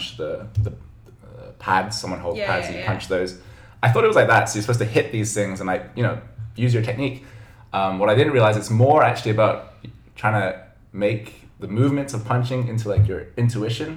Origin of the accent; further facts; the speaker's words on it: Hong Kong; moved away as an adult; now in Shanghai, China; my mom's from Hong Kong, and I grew up in Hong Kong